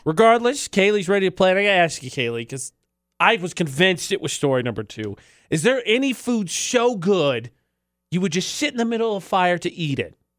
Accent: Indiana, United States; I'm from Indiana

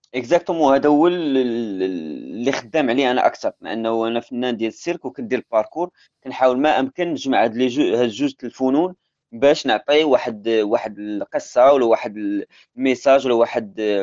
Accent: Casablanca, Casablanca-Settat, Morocco; moved away; كنت قريت عادي في الحي المحمدي آه، مدرسه ديال ديال الشعب

